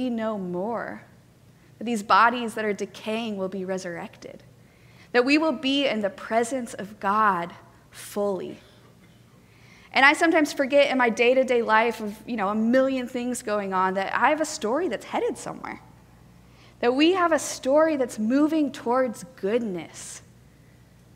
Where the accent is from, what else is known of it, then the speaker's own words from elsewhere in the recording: Colorado, United States; now in Atlanta, United States; I grew up in Colorado, which is where my parents still live.